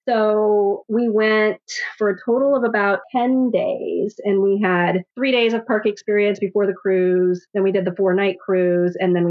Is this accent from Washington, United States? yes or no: yes; Seattle, Washington, United States; having been born and raised in Seattle